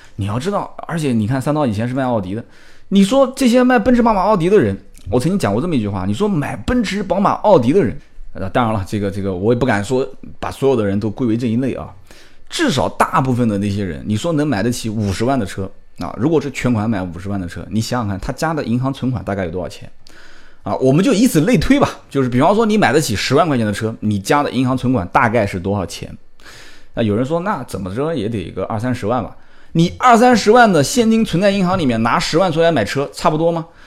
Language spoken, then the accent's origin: Chinese; Nanjing, Jiangsu, China; 我是南京的土著，完了之后也是啊，基本上上学啊，工作，都在这个地方